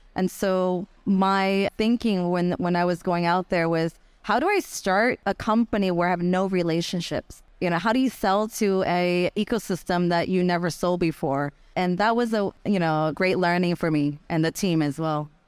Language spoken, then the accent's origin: English; Florida, United States; moved away as an adult; also born or lived in San Francisco / Japan; I grew up in Florida